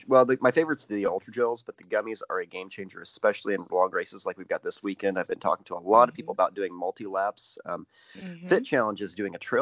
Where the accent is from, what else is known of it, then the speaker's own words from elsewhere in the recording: Indiana, United States; from Indiana. We're backwards, okay? Illinois was always like Indiana's Canada for me growing up.